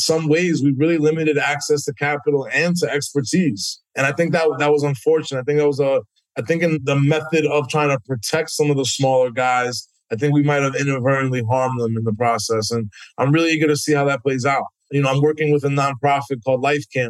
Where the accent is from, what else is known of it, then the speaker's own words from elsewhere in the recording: New York City, New York, United States; growing up in New York City